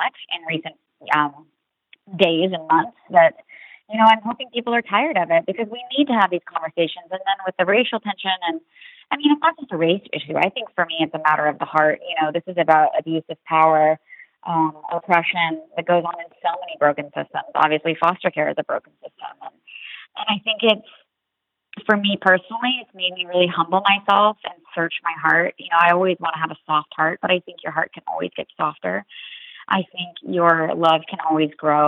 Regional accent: Roanoke, Virginia, United States; moved away as an adult; now in Los Angeles, United States; I grew up in Roanoke, Virginia

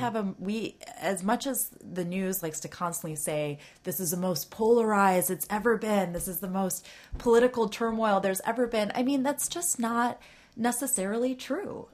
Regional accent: Ann Arbor, Michigan, United States; now in Washington, D.C., United States; when I was in Michigan, uh, I'm from Ann Arbor

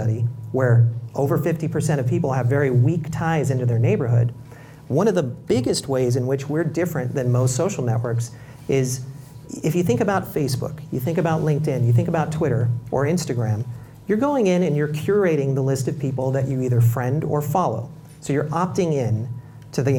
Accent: Bay Area, California, United States; growing up in the Bay Area where I grew up, I knew all my neighbors

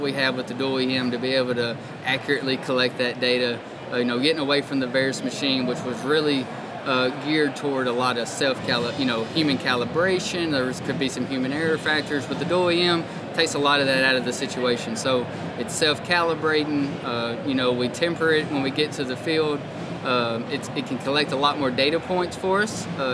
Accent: Jackson, Tennessee, United States; I grew up in West Tennessee in a town called Jackson

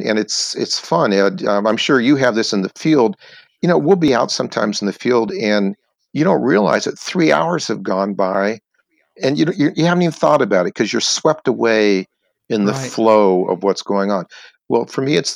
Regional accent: Maryland, United States; now in California, United States; I'm from Maryland

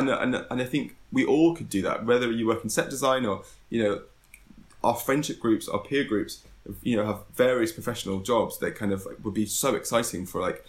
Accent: London, United Kingdom; because you know, this, in some ways growing up in London is a kind of advantage in itself.

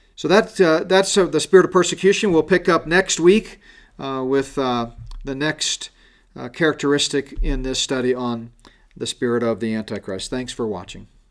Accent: Colorado, United States; Here in Colorado, my home state

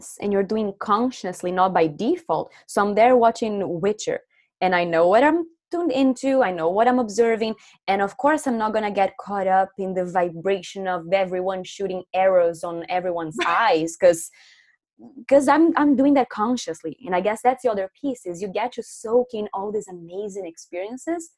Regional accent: Brazil; accent: Brazilian; that's my Brazilian accent right there

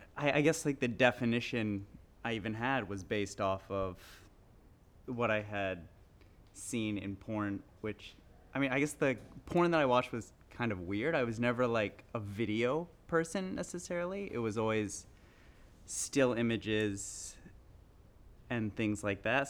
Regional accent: the South, United States; I grew up in the South, Middle Eastern family

